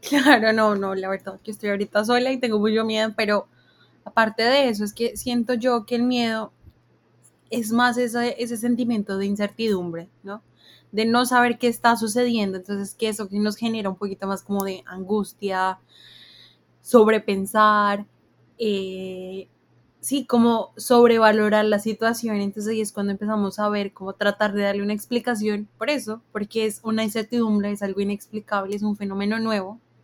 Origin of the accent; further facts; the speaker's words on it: Colombia; nosotros como colombianos